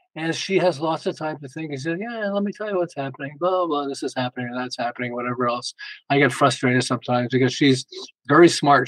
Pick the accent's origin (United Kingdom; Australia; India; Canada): Canada; Montreal, Quebec; moved away as an adult; now in Los Angeles, United States; I'm originally from, we're originally from Montreal and we moved to Los Angeles.